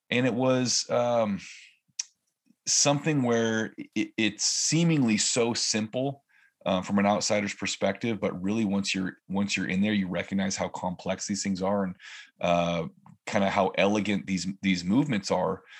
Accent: California, United States; now in Oregon, United States; I grew up in California. I lived in five or six different areas from southern to northern.

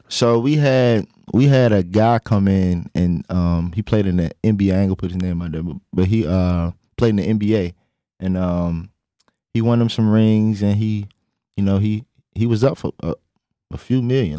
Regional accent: Richmond, Virginia, United States; I'm from Richmond, Virginia

